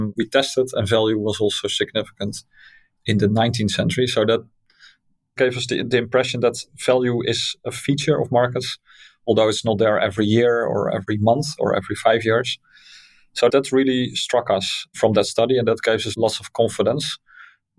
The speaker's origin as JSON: {"language": "English", "country": "Netherlands", "said": "So that's Dutch. I'm from Holland"}